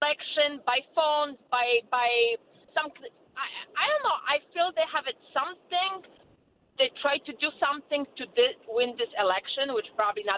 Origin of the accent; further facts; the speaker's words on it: Poland; accent: Polish; English is a second language; now in United States; I'm from Poland